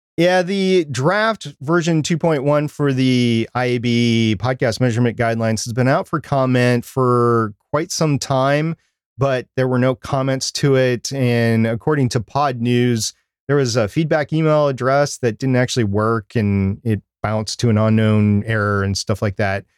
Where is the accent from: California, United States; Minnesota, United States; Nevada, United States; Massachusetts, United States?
Minnesota, United States; I was born and, or grew up in Minnesota, which is right next to Canada